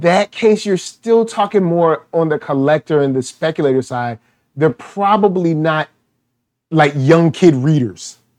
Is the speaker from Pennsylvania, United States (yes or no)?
no; Virginia, United States; I grew up in Virginia